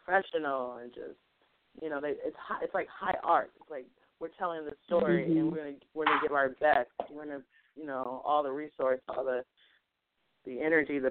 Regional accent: San Diego, California, United States; moved away as an adult; also born or lived in Sacramento; now in Bay Area, United States; I'm from San Diego originally, but I went to college at UC Davis from like 03 through 06

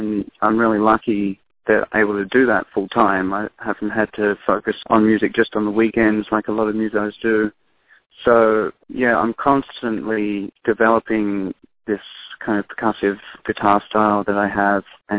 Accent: Australia; moved away as an adult; now in Seattle, United States; the Aboriginal people in my home country

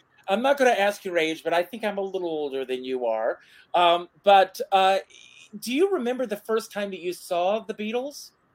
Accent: Myrtle Beach, South Carolina, United States; when I was a kid, I grew up in Myrtle Beach, South Carolina

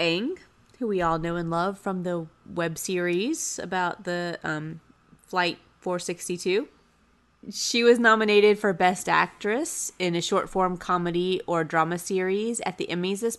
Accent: North Carolina, United States; growing up in North Carolina

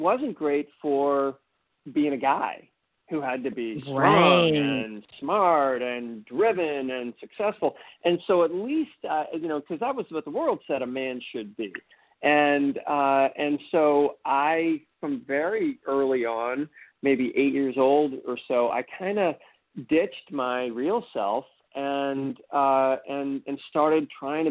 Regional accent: just outside of Boston, Massachusetts, United States; I grew up in just outside of Boston, very, very, American upbringing

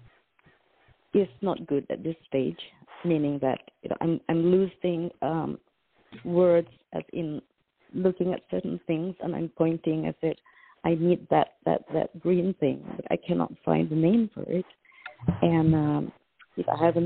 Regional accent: Malaysia; now in United States; I'm originally from Malaysia

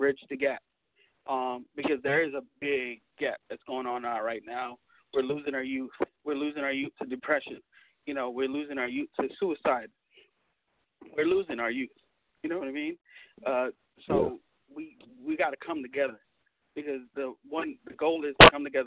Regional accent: Florida, United States; I'm from Florida.

